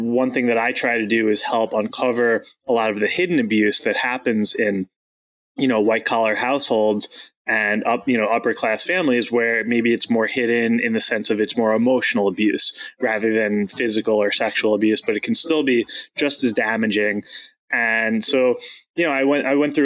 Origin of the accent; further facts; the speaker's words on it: Long Island, New York, United States; I grew up on Long Island, so the suburbs of Manhattan